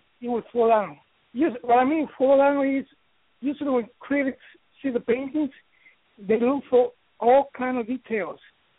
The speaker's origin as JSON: {"language": "English", "region": "New York", "country": "United States", "lives_now": "Miami, United States", "said": "I am from New York, and I guess all my inspiration from New York, even though I live in Miami."}